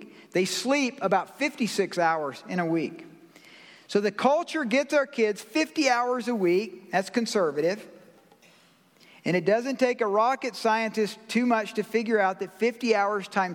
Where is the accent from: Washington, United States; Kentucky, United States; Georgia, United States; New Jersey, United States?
Georgia, United States; I'm from Georgia